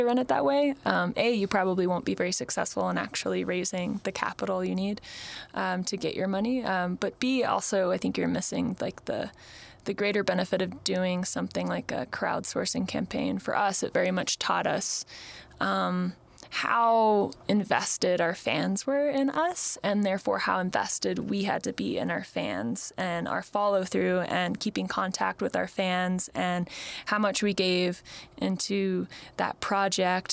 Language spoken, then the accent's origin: English; Santa Fe, New Mexico, United States; I was raised in Santa Fe